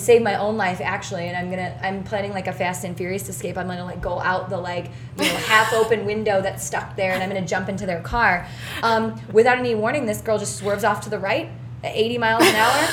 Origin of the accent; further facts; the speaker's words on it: Indiana, United States; I'm from Indiana